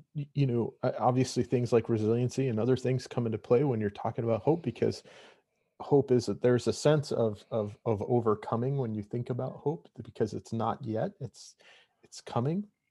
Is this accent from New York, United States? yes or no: no; Montana, United States; moved away; originally I'm from Montana